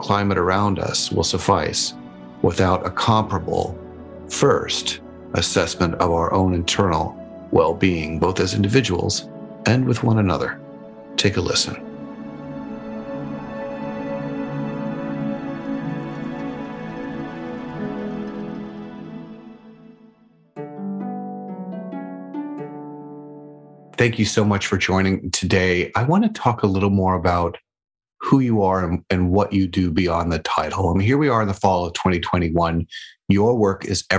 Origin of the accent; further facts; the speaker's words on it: Albuquerque, New Mexico, United States; now in Seattle, United States; Albuquerque, New Mexico, my hometown